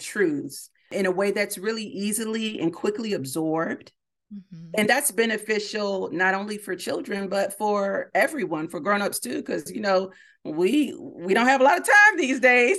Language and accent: English; Miami, Florida, United States; moved away; Miami, my hometown